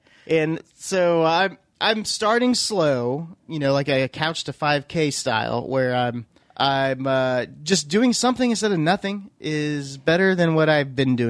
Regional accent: Oklahoma, United States; But, come on, we're from Oklahoma, so you gotta.

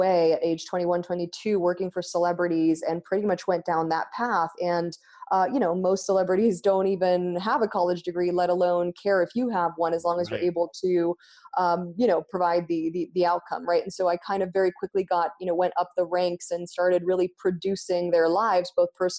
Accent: Argentina; English is a second language; moved away as an adult; also born or lived in United States; now in Ashland, United States; I grew up in Argentina

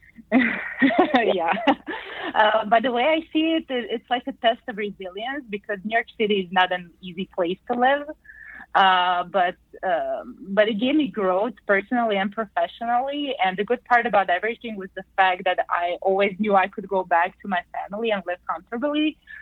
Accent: Zagreb, City of Zagreb, Croatia; I was born and raised in the capital of Croatia, Zagreb.

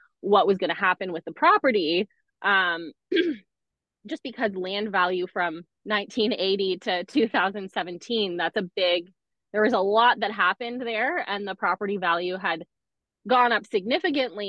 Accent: Markham, Ontario, Canada; born or raised there; also born or lived in Scarborough

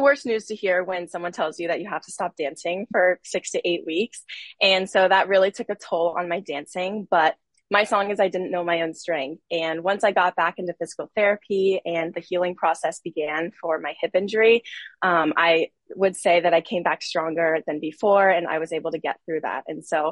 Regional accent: Panama City Beach, Florida, United States; I am originally from Panama City Beach, Florida

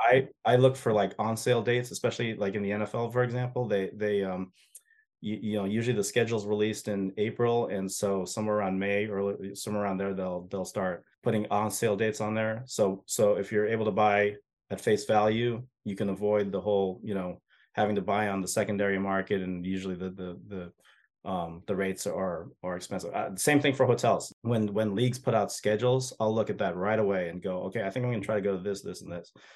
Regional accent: United States; I'm an American

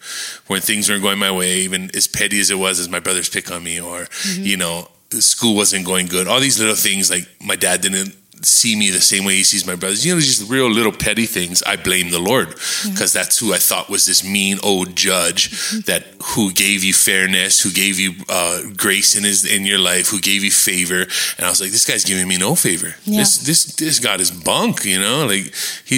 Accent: Kona, Hawaii, United States; I was raised in Kona

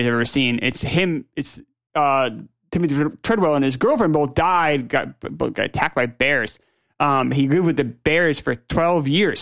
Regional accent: New Hampshire, United States; I'm from New Hampshire

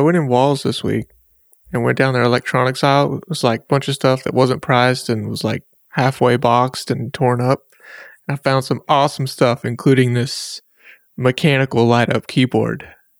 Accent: Ada, Oklahoma, United States; It has the city grid of my hometown etched into the glass. So it's like the roadmap of Ada. Oklahoma etched into the glass here.

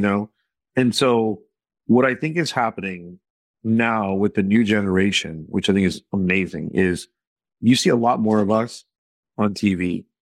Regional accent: Texas, United States; growing up in Texas

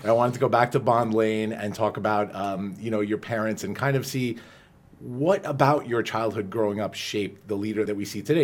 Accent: Farmingdale, New York, United States; growing up on Long Island, you know, as we all did, we're both Dalers

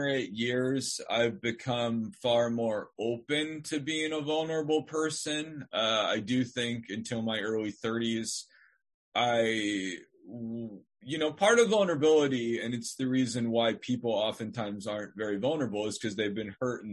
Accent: Northern Nevada, United States; I'm from Northern Nevada. I mean, I came from a stable family

